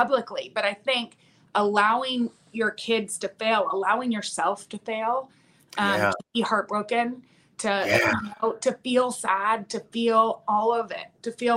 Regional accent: Midland, Texas, United States; moved away; we're from Midland

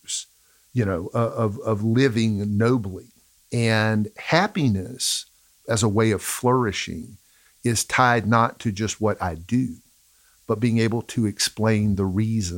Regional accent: the South, United States; we're from the South. Unfortunately, we're from the South. I grew up around people for whom happiness was attached to the almighty dollar

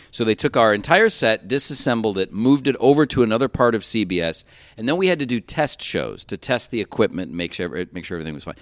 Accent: Cleveland, Ohio, United States; moved away as an adult; growing up in Cleveland, uh, we had about six or seven horror movie hosts at one time

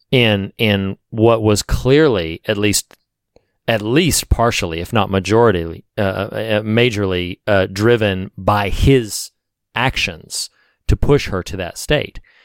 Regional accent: the South, United States; I'm from the South

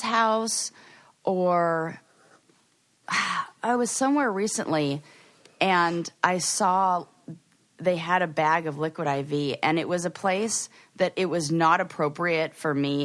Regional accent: Los Angeles, California, United States; LA, but I was born and raised there. I did not move there.

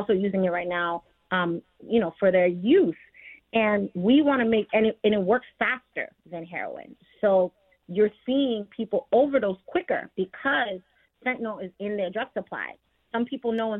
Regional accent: New York, United States; I'm from New York as well. I come from a first generation Caribbean home.

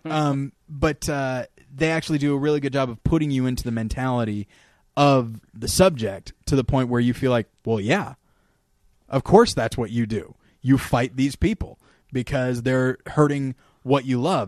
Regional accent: California desert, United States; I was raised in the California desert

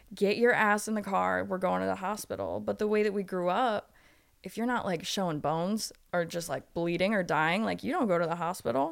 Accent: Ohio, United States; I grew up in a small town in Ohio.

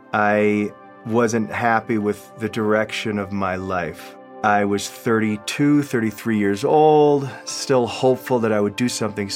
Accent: Grosse Pointe, Michigan, United States; now in Mexico City, Mexico; I'm originally from Grosse Pointe, Michigan. I'm 43 years old. I live now in Mexico City

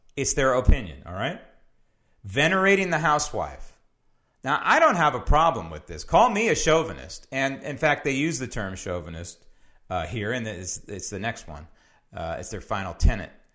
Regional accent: San Francisco, California, United States; when I was growing up in San Francisco

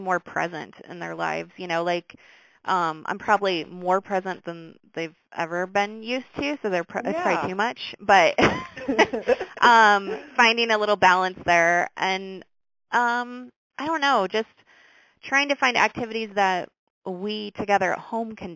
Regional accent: Brooklyn, Iowa, United States; I grew up in Brooklyn. I've been around Brooklyn my whole life.

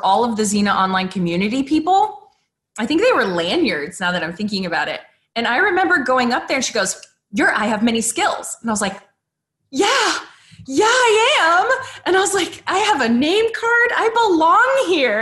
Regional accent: Arizona, United States; I grew up in Arizona

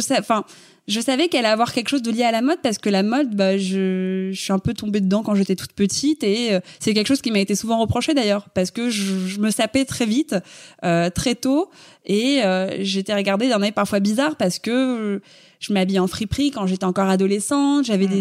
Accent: Paris, Île-de-France, France; Je suis née à Paris, j'ai grandi à Paris, je, je n'ai jamais quitté Paris

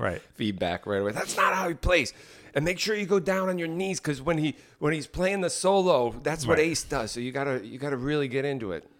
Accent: Morristown, New Jersey, United States; growing up in Morristown, New Jersey

